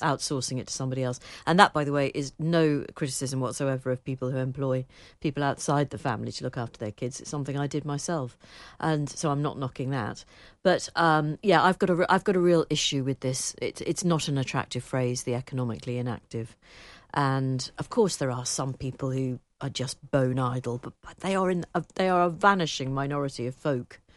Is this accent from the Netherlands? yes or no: no; Liverpool, North West England, United Kingdom; I'm from Liverpool